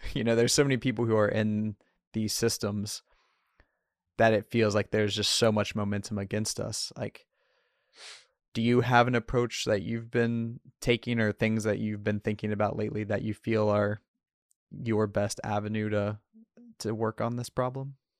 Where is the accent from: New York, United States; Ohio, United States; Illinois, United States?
Ohio, United States; the middle of; now in Portland, United States; I was raised in Trump country in the middle of Ohio.